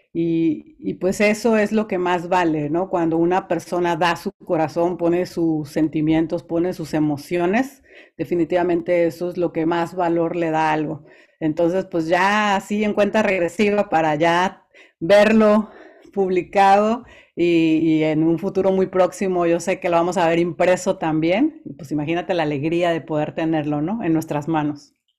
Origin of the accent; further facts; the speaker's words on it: Veracruz, Mexico; yo soy originaria del puerto de Veracruz, así que soy jarocha